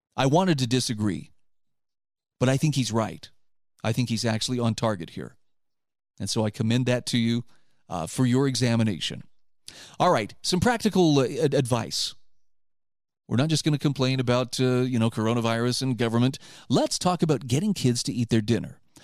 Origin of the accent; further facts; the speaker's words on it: Utah, United States; my home state of Utah